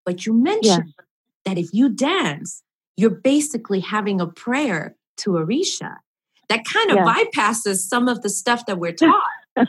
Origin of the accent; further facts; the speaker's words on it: New York, United States; I'm from New York, as you know, we've spoken about this. So New York is fantastic because there are so many places that you can get classes